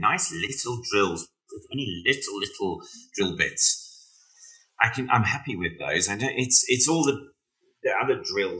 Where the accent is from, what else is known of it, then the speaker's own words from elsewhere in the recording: South Africa; now in Wales, United Kingdom; I tell you what, though, being South African and living in Wales, it's quite an interesting experience